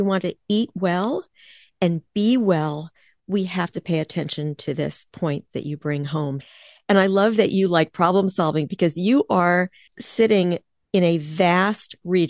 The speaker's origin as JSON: {"language": "English", "region": "East Coast", "country": "United States", "tie": "born or raised there", "moved": "yes", "lives_now": "Midwest, United States", "said": "I am based in the Midwest, I grew up on the East Coast"}